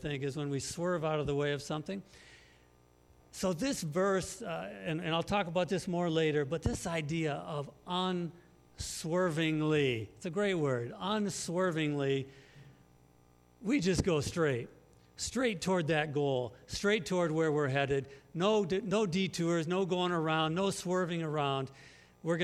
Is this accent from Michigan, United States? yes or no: yes; Muskegon, Michigan, United States; moved away as an adult; also born or lived in Africa; now in Northwest Indiana, United States; We're originally from Western Michigan, from Muskegon